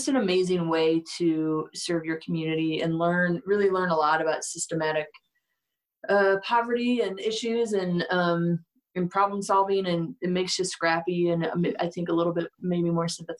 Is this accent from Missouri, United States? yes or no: yes; St. Louis, Missouri, United States; moved away as an adult; now in Denver, United States; I'm from St. Louis